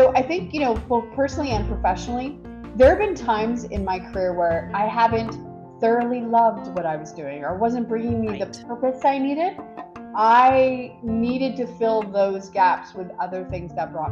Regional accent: Quebec, Canada; moved away as an adult; now in Ottawa, Canada; I didn't grow up in Ottawa, I grew up in Quebec

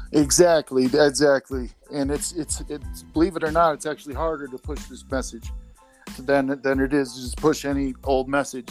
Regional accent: Chicago, Illinois, United States; moved away as an adult; now in Colorado, United States; I'm from Chicago area, so uh, basically, I uh, decided to up and move with my girlfriend to uh, Colorado

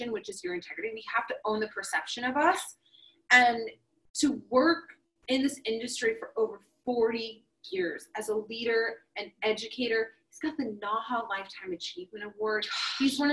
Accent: Oklahoma, United States; moved away; I'm originally from Oklahoma.

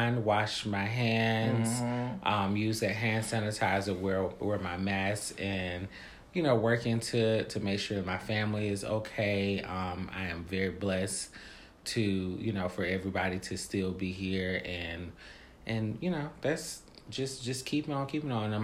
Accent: the South, United States; I'm from the South

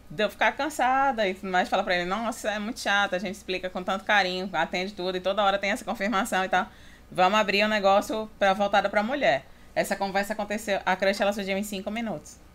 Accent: Natal, Rio Grande do Norte, Brazil; moved away as an adult; also born or lived in Goiânia; now in Porto Velho, Brazil; eu morava em Goiânia, eu sou de Natal e fui para Goiânia para fazer faculdade

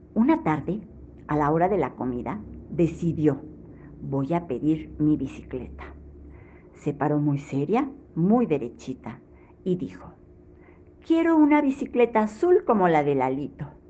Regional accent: Mexico City, Mexico; de la Ciudad de México

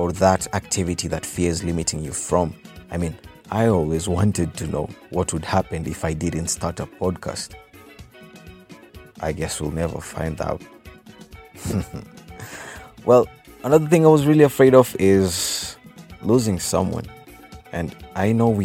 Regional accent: Kenya; I'm Kenyan. I'm true to my Kenyan roots

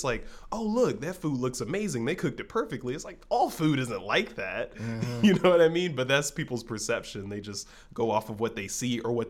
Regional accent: Orange County, California, United States; I have a black friend and we're both from Orange County

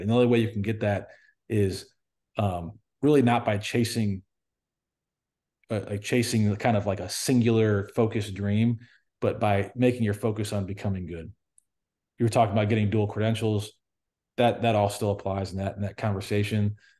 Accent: United States; I'm American

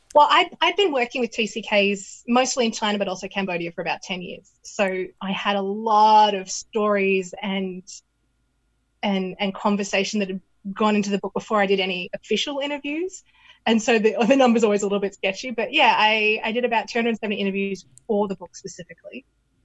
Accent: Canberra, Australian Capital Territory, Australia; now in Portland, United States; If I said I was from Canberra and they were from Canberra, they'd start asking me all this stuff.

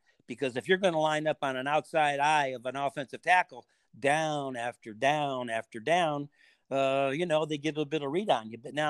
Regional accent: Ann Arbor, Michigan, United States; And that wasn't a defense philosophy that I grew up in Ann Arbor.

